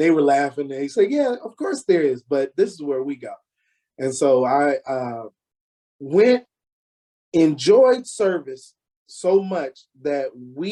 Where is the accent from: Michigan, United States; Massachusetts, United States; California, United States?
Michigan, United States; Detroit; moved away as an adult; now in Round Rock, United States; I'm originally from Detroit